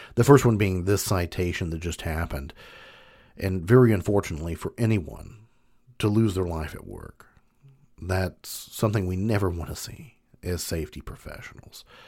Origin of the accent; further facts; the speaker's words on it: Kentucky, United States; I'm from Kentucky, big bourbon country